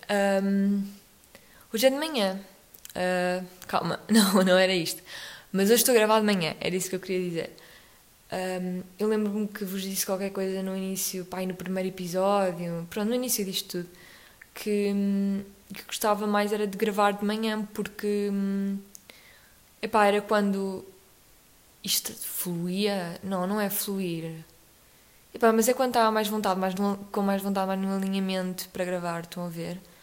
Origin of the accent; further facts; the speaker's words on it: Portugal; ao longo do nosso país, vamos tendo vários sotaques dependendo das regiões